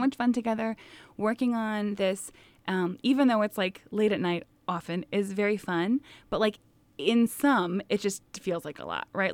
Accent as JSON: {"language": "English", "region": "Midwest", "country": "United States", "said": "our Midwestern takes"}